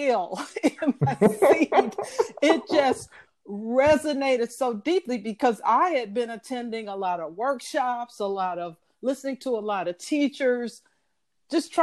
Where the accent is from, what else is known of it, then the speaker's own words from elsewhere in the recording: St. Louis, Missouri, United States; moved away as an adult; also born or lived in Chicago; I'm originally from St. Louis, Missouri. Grew up, born and raised.